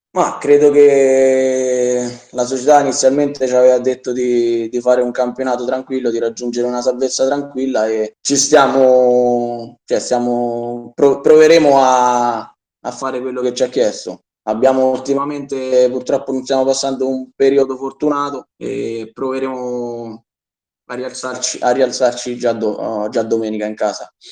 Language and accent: Italian; Soriano, Italy; è il mio paese